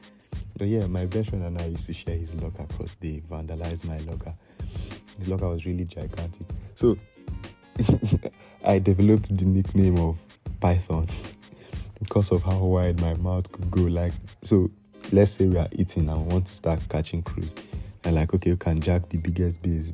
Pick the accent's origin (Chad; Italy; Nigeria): Nigeria; As Nigerian